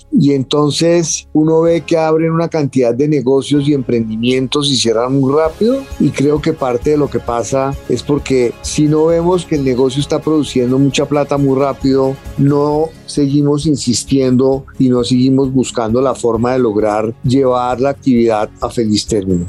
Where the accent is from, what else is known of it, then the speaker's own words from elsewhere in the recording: Colombia; como colombianos